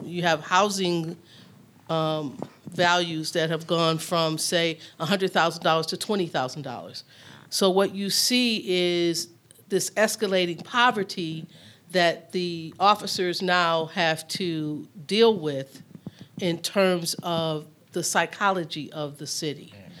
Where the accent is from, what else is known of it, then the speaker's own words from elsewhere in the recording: Flint, Michigan, United States; So I'm from Flint, Michigan. So it's very personal to me.